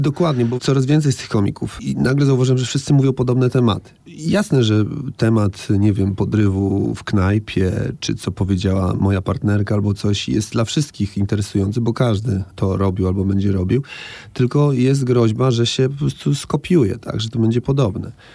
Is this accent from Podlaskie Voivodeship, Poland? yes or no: yes; Białystok, Podlaskie Voivodeship, Poland; moved away; to moje rodzinne miasto i, i myślę sobie, że fajnie, że tam mieszkałem